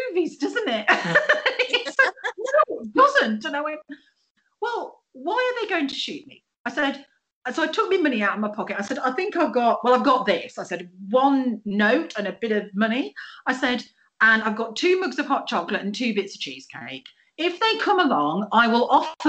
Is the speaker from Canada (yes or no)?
no; England, United Kingdom; I'm from England and we're little